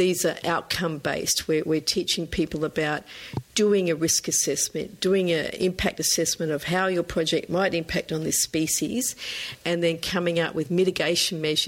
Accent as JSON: {"language": "English", "country": "Norfolk Island", "tie": "born or raised there", "said": "I grew up on Norfolk Island in the South Pacific"}